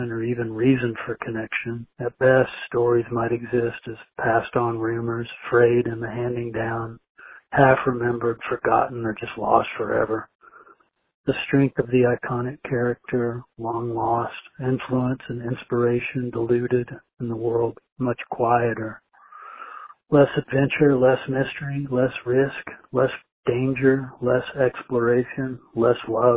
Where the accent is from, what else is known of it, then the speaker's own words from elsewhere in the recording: Southeast Missouri, United States; moved away; also born or lived in Austin, Texas; my home territory of Southeast Missouri